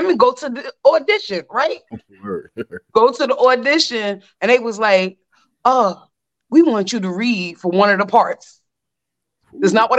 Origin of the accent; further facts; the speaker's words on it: New York City, New York, United States; I'm born and raised in Brooklyn.